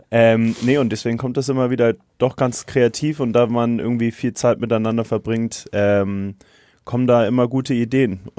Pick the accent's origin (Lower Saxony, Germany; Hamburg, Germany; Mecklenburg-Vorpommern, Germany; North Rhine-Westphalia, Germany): Hamburg, Germany; ich komme ja ursprünglich aus Hamburg, äh, wo, wo etwas mehr Hockey äh, gespielt wird generell und das ein präsenterer Sport ist. Ähm, und ich bin drei Straßen entfernt von meinem Club aufgewachsen.